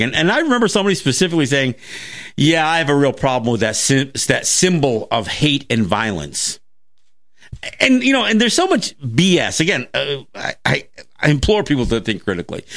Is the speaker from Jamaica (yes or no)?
no; Kahnawake, Quebec, Canada; now in Seneca Territory, United States; I'm Mohawk from Ganawagay